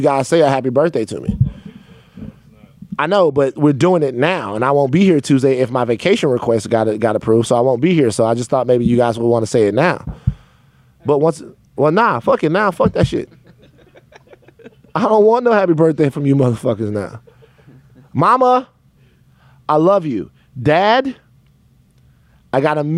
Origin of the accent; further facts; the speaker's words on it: Baton Rouge, Louisiana, United States; When I was growing up in Baton Rouge